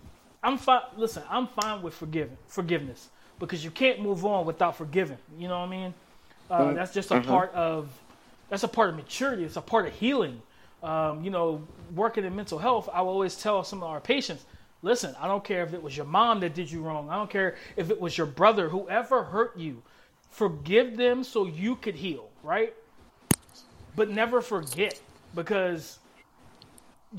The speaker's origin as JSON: {"language": "English", "region": "South Carolina", "country": "United States", "said": "I'm from South Carolina."}